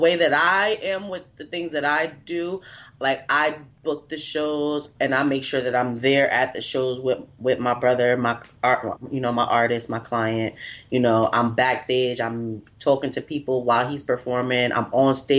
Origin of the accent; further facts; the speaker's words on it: New York City, New York, United States; moved away as an adult; also born or lived in North Carolina; now in New York City, United States; I'm originally from New York City